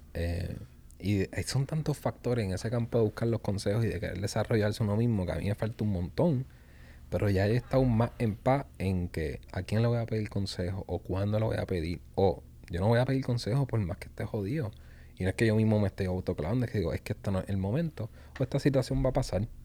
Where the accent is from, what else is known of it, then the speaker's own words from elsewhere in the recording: Puerto Rico; como puertorriqueños, los puertorriqueños